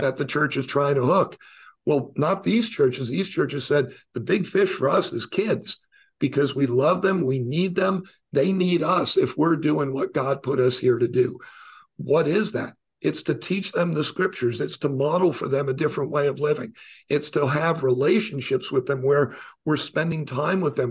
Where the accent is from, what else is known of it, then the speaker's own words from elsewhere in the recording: New York, United States; I was born in New York